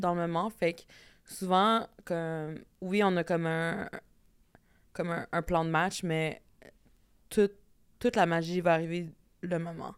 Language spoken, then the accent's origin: French; Red Sucker Lake, Manitoba, Canada; je viens de Red Sucker Lake.